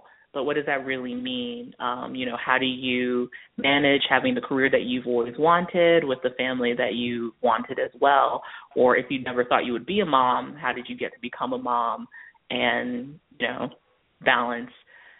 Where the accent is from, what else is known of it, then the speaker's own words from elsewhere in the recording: Baltimore, Maryland, United States; born there; So my parents are both Nigerian. They're from Lagos. And I was born in Baltimore, Maryland.